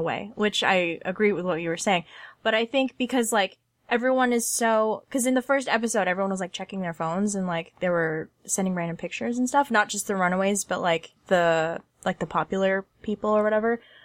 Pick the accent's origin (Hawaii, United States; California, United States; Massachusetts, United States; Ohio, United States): California, United States; Southern; I grew up in Southern California and, like, not in L